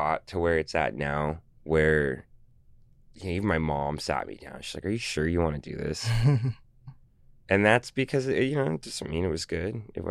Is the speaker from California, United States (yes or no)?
yes; Los Angeles, California, United States; also born or lived in San Francisco; I'm from Los Angeles, our family. So, you know, I was able to travel the coast a bit and go, and I have family in San Francisco, and that's where I was born.